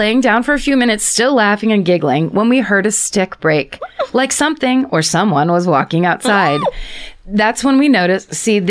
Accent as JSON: {"language": "English", "region": "New England", "country": "United States", "said": "Don't worry, I'm from New England. Everything is wet and I wasn't worried about wildfires."}